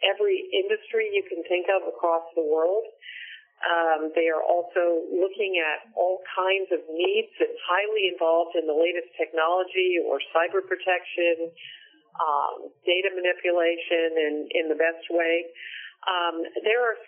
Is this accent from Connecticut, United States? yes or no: yes; Hartford, Connecticut, United States; I was born in Connecticut and spent most of my life there.